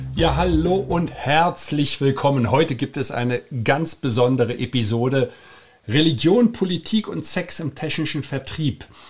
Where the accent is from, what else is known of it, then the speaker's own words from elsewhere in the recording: Germany; wir Deutsche